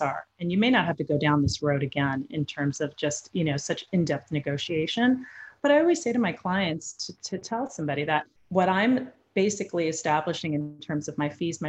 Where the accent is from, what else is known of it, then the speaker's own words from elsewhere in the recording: New York, United States; I'm from New York originally as well